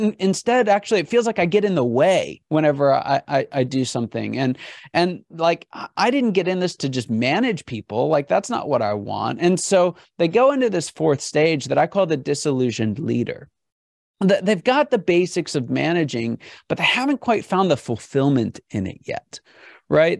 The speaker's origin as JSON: {"language": "English", "town": "Pittsburgh", "region": "Pennsylvania", "country": "United States", "said": "I'm from Pittsburgh"}